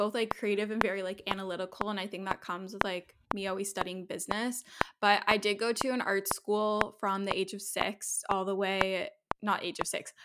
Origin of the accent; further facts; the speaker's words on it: Toronto, Ontario, Canada; I'm from Toronto, Canada, so I'm a Canadian, although my parents are originally from South Africa